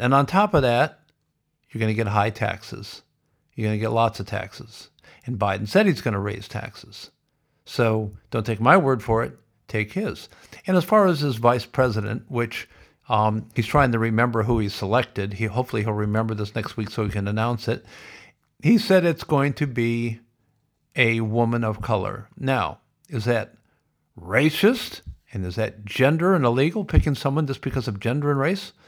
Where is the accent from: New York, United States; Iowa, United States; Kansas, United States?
Iowa, United States; now in Victoria, Australia; I grew up in Iowa, and I know a little bit about farming.